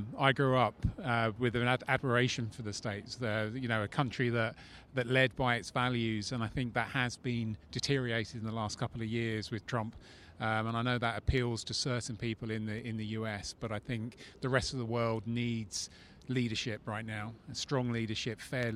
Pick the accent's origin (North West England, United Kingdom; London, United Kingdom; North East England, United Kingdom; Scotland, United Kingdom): London, United Kingdom; I'm from London.